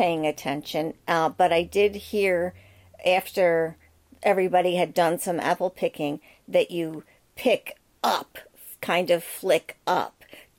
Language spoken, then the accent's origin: English; Philadelphia, Pennsylvania, United States; Hey, I'm from Philly. I talk with my fists.